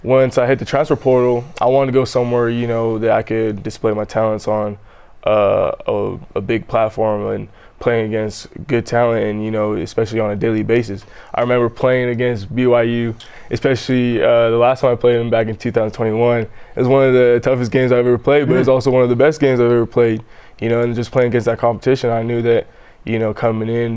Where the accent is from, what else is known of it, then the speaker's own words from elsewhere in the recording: Southern Alberta, Canada; moved away as an adult; now in Provo, United States; I grew up in Southern Alberta, up in Canada